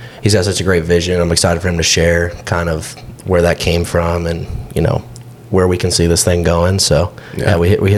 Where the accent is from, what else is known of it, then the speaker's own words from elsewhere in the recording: Austin, Texas, United States; From Austin, born and raised.